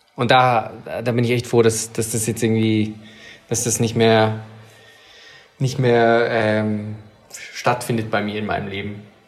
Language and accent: German; Swabia, Germany; ich als Schwabe